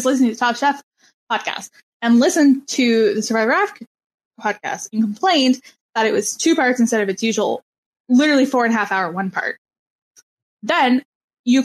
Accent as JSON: {"language": "English", "country": "Canada", "said": "You're making fun of me for being Canadian again, aren't you?"}